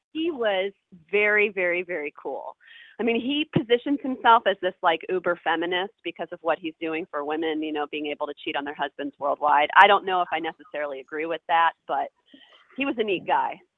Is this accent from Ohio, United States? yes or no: yes; Ohio, United States; moved away as an adult; also born or lived in New York; I grew up in Ohio, which is like, you know, cornfields and cows